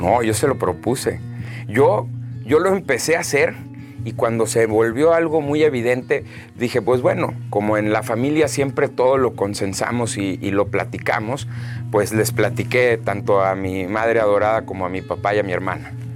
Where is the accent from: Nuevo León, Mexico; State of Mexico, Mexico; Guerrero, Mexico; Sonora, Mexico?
Sonora, Mexico; Hermosillo; also born or lived in Monterrey / Boston / Canada; yo nací aquí en Hermosillo, eh, el 23 de enero del 91